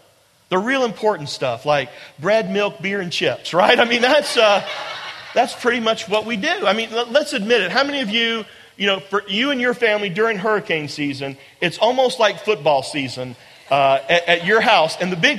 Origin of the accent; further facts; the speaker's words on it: Charleston, South Carolina, United States; also born or lived in Atlanta; I'm from Charleston, but I'd gone to school in Atlanta, and I just graduated in May of that year, and Janet and I moved back to Charleston in August